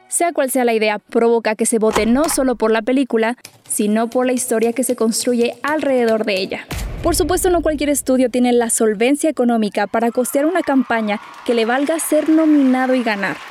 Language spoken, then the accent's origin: Spanish; Mexico; como mexicanos o latinos